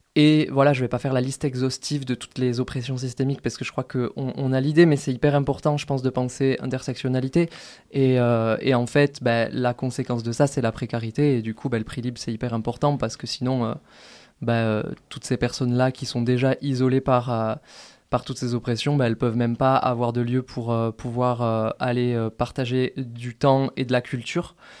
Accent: Toulouse, Occitania, France; moved away as an adult; now in Grenoble, France; moi, je viens de Toulouse à la base

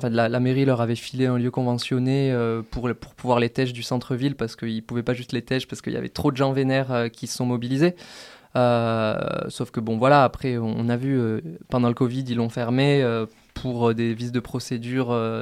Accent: Toulouse, Occitania, France; moved away as an adult; now in Grenoble, France; moi, je viens de Toulouse à la base

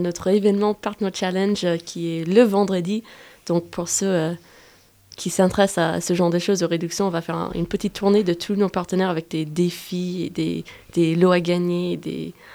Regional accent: United States; French is a second language; now in Grenoble, France; Je suis américaine des États-Unis et j'ai fait ma licence ici

